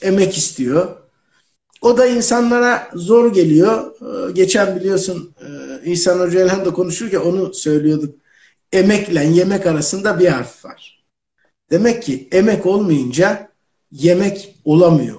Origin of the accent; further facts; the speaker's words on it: Ankara, Turkey; Biz Ankaralıyız